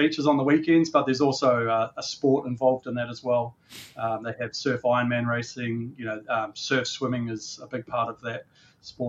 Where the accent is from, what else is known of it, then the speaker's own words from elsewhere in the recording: New Zealand; moved away as an adult; also born or lived in Auckland, New Zealand; now in Australia; I'm a Kiwi by birth and an Australian by adulthood, I guess you would say. So I'm dual citizen. I was born in New Zealand. And some of my early days in Auckland